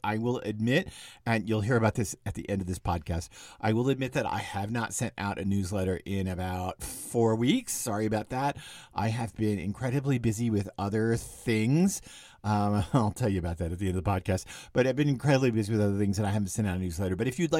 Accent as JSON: {"language": "English", "town": "Dallas", "region": "Texas", "country": "United States", "tie": "born or raised there", "said": "I remember with a neighborhood that I grew up in Dallas before dad died, and mom and dad still lived in the same house I grew up in."}